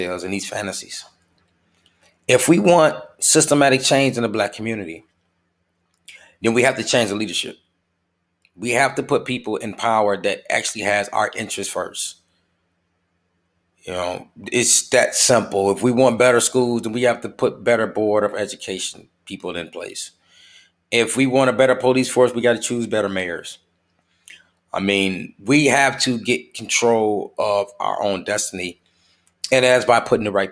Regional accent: United States; we're just as American as you are

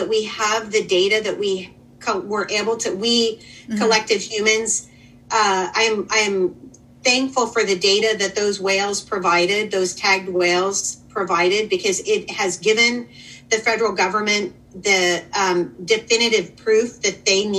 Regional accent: California, United States; now in Washington, United States; we Washingtonians, I'm formerly a Californian and always probably will be at heart

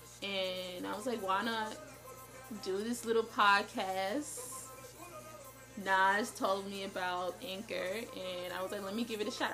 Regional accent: New York City, New York, United States; moved away as an adult; now in Buffalo, United States; I was raised urban. I'm from Brooklyn, New York, but I live in Buffalo now

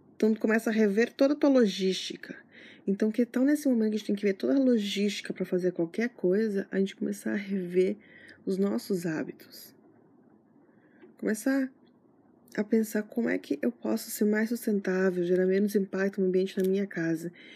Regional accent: Santana do Livramento, Rio Grande do Sul, Brazil; moved away; eu sou de Livramento, que é a fronteira com o Uruguai

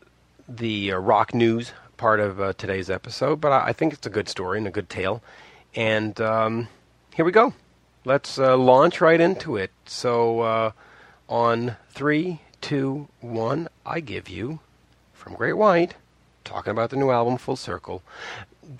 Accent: Montreal, Quebec, Canada; we're from Montreal

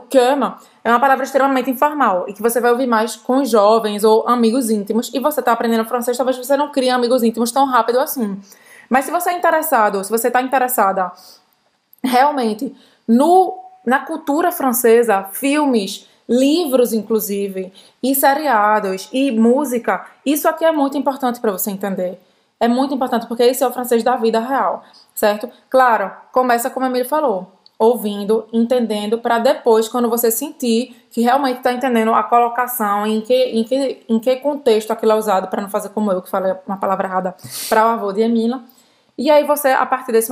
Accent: Brazil; principalmente para os amigos que sabem que eu sou brasileira

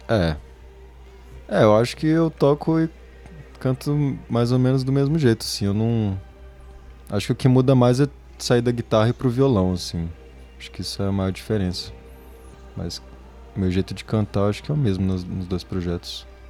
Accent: Brasília, Federal District, Brazil; moved away; also born or lived in Manchester; eu sou de Brasília

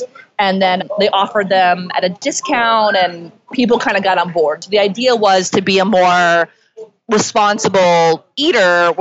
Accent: Indianapolis, Indiana, United States; also born or lived in Georgia; now in New York, United States; I grew up in Georgia. My dad was in the service there. So I only lived there for a little bit. But then I spent the rest of my childhood in Indianapolis

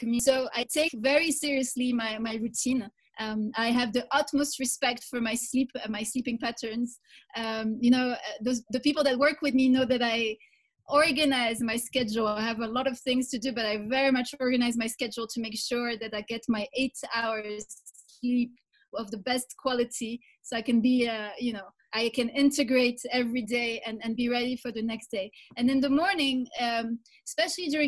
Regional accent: Morocco; moved away as an adult; now in Kigali, Rwanda; I am from Morocco. I now live in Kigali, Rwanda

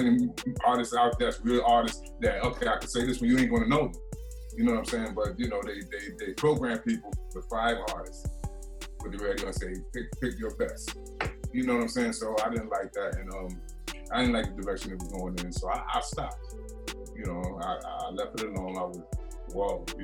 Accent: New York City, New York, United States; moved away; I'm from Marcy Projects, born and raised

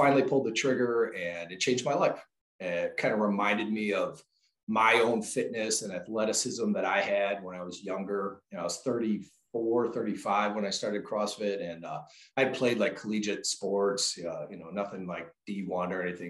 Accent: Chicago suburbs, Illinois, United States; Born and raised in the Chicago suburbs

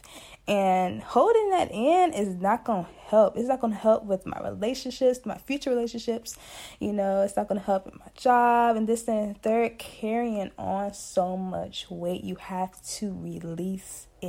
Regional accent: Emporia, Virginia, United States; I'm from Emporia, Virginia, representing that 434 countryside

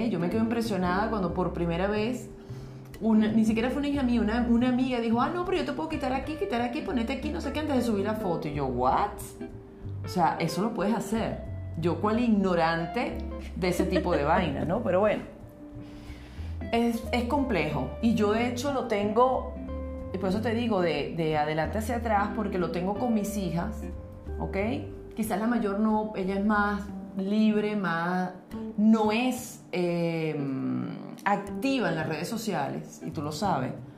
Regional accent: Venezuela; nosotros en Venezuela decimos negrito al que es un poquito más moreno

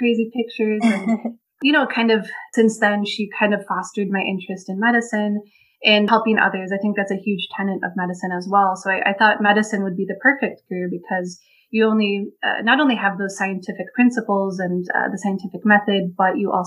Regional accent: Wisconsin, United States; moved away as an adult; also born or lived in Chicago, Illinois; now in Olympia Fields, United States; I'm originally from Wisconsin.

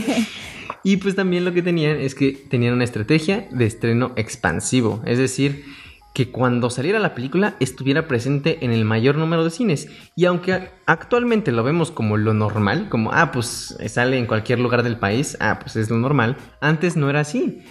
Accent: Mexico; somos mexicanos

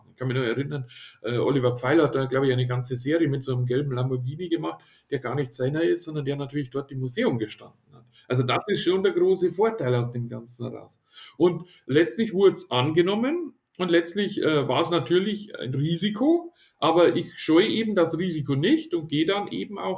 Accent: Ingolstadt, Bavaria, Germany; Ich komme ja aus Ingolstadt, wie gesagt

